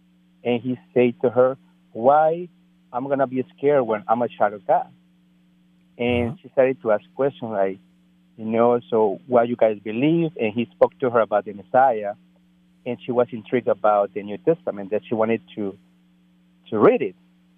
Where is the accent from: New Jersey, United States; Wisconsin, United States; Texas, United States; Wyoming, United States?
New Jersey, United States; English is a second language; Basically, I'm on a business trip. I'm from New Jersey, passing by in Maryland.